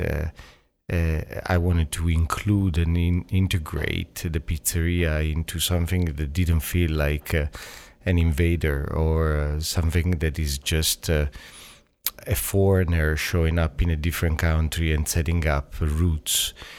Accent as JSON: {"language": "English", "country": "Italy", "tie": "born or raised there", "also_born_or_lived": "Toronto", "moved": "yes", "said": "I grew up in Italy where back in the days, Italy was Italian, white"}